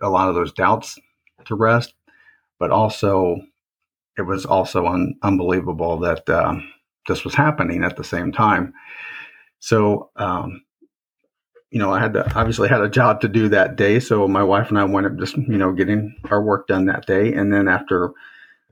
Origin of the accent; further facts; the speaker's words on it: Indiana, United States; also born or lived in Fort Rucker, Alabama; I grew up in Indiana